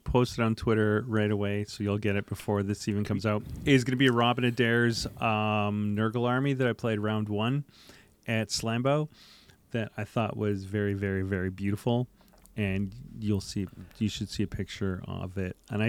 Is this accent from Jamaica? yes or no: no; Canada; I'm the Canadian at this table.